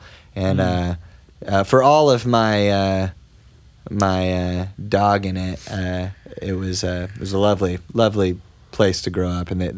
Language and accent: English; Dallas area, Texas, United States; moved away; also born or lived in Grand Prairie, Texas; That's the city I was born in the Dallas area. Lived there till I was about 9 and then moved to another suburb till I was 19.